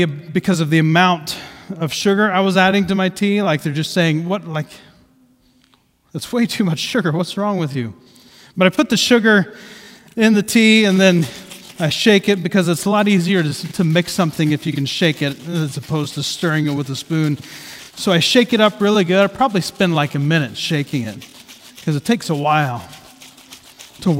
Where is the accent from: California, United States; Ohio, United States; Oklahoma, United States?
Ohio, United States; Southeast; I grew up in Southeast Ohio, with emphasis on the South. It's very close to the bottom of Ohio